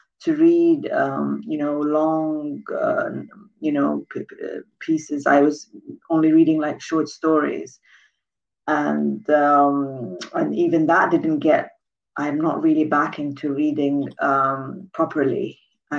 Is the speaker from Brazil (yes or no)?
no; Khartoum, Sudan; moved away as an adult; also born or lived in Scotland; I grew up in Khartoum in Sudan